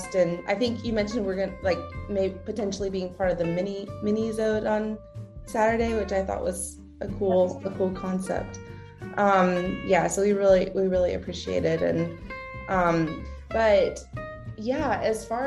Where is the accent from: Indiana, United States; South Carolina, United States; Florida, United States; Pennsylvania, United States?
South Carolina, United States; also born or lived in Nashville / Jacksonville; now in Roanoke, United States; We're both originally from South Carolina